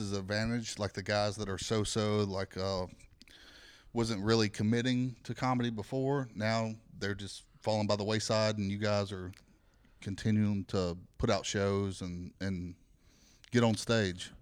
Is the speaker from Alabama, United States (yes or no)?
yes; Alabama, United States; now in Phoenix, United States; I'm from Alabama